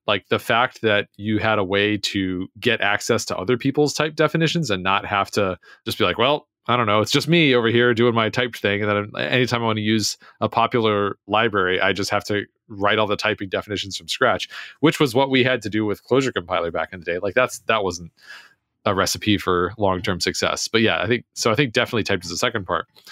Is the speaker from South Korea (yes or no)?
no; United States; I'm American